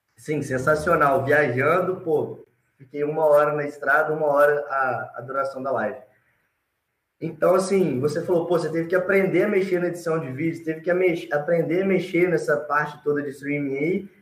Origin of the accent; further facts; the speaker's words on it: Alegre, Espírito Santo, Brazil; also born or lived in Vitória; Eu sou natural de Alegre, do Alegre, do interior do Espírito Santo.